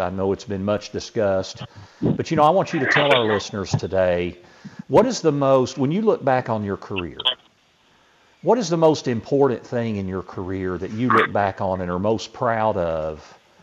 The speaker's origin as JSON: {"language": "English", "town": "Knoxville", "region": "Tennessee", "country": "United States", "tie": "born or raised there", "said": "I grew up here in Knoxville"}